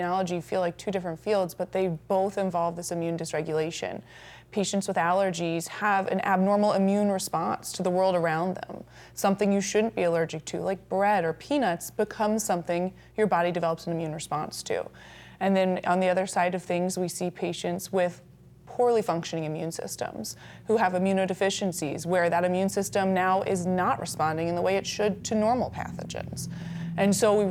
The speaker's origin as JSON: {"language": "English", "town": "New Orleans", "region": "Louisiana", "country": "United States", "moved": "as an adult", "lives_now": "Rapid City, United States", "said": "I'm actually from New Orleans, Louisiana, originally."}